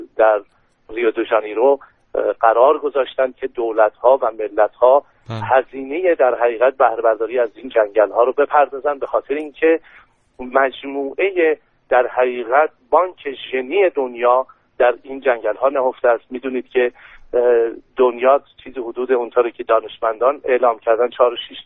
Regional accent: Iran; به عنوان یک ایرانی به عنوان یک مسلمان

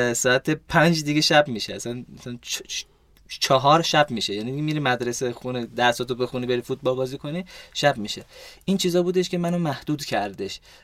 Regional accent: Wiesbaden, Hesse, Germany; also born or lived in Golpayegan, Iran / Tehran, Iran; ما توی آلمان تو شهر ویسبادن بزرگ شدم مدرسه رفتم توی شهر ویسبادن

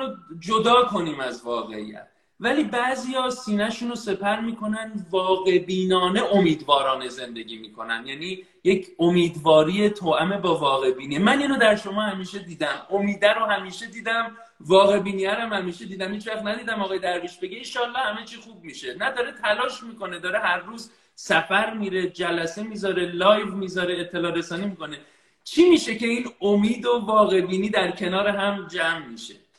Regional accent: Iran; moved away; من الان خارج از ایرانم ولی تمام وجودم در ایرانه خانوادم در ایرانن

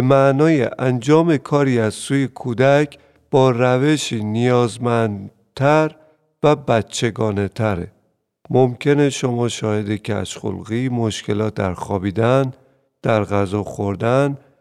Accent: Iran; حتی خود من در جنگ به دنیا اومدم

